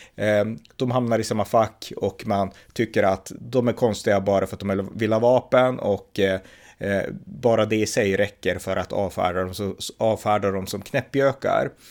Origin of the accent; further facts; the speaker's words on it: Sweden; vi svenskar är fostrade i att tro att vapen är dåligt